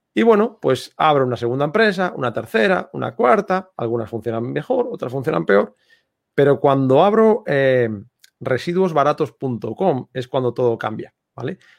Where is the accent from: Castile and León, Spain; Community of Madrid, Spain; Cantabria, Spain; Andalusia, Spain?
Cantabria, Spain; Santander; moved away as an adult; now in Marbella, Spain; Yo soy de Santander, del norte de España